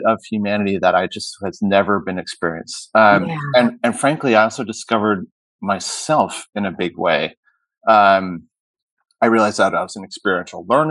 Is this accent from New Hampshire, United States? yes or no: yes; Hanover, New Hampshire, United States; moved away as an adult; also born or lived in Middlebury, Vermont / Southern California; So I was born in Middlebury, Vermont, grew up in Hanover, New Hampshire